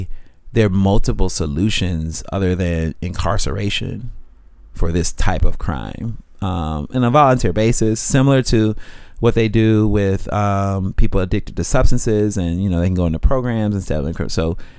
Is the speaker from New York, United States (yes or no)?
no; Jacksonville, Florida, United States; Jacksonville, Florida.